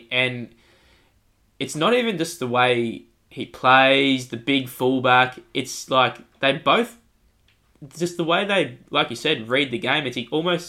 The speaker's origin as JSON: {"language": "English", "region": "Queensland", "country": "Australia", "said": "I'm a Queenslander"}